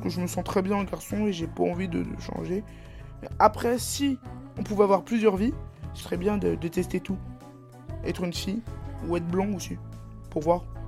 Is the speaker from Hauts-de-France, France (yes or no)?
no; Brittany, France; je suis breton